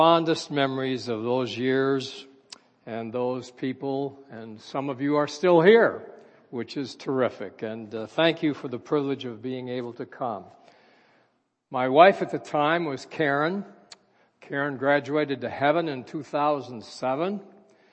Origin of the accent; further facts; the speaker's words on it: Minneapolis, Minnesota, United States; I was born and raised in Minneapolis, Minnesota